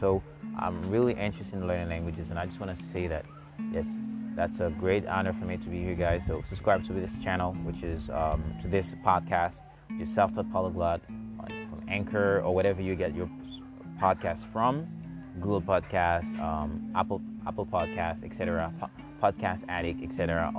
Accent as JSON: {"language": "English", "country": "Haiti", "first_language": "Haitian Creole", "second_language": "English", "said": "my beautiful native tongue, which is Haitian Creole. I'm not gonna say good, that's kind of biased, but my native tongue, okay?"}